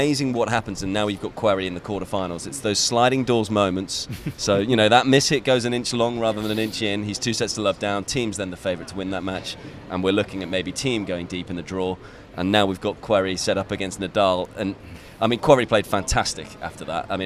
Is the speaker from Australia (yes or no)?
no; United Kingdom; being British myself